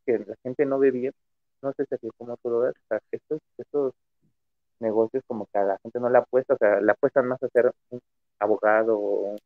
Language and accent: Spanish; Mexico; Como mexicano